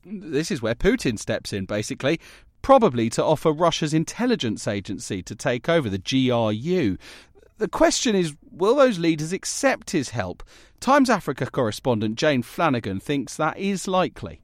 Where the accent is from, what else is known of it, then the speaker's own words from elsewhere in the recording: United Kingdom; as a Brit